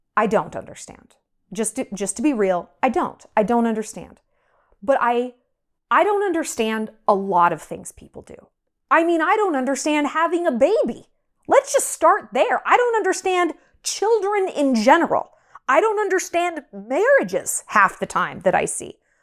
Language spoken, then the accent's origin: English; United States; also born or lived in New York; now in Montana, United States; I'm an American